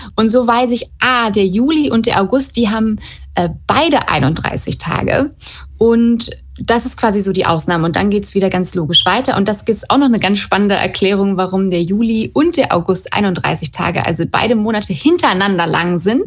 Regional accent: Germany; bei uns in Deutschland

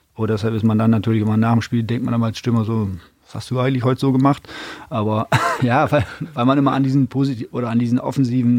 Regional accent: Oldenburg, Lower Saxony, Germany; also born or lived in Meppen; in Oldenburg damals groß geworden

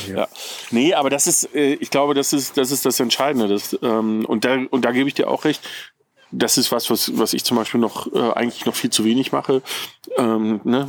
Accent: Ruhr area, North Rhine-Westphalia, Germany; now in Bavaria, Germany

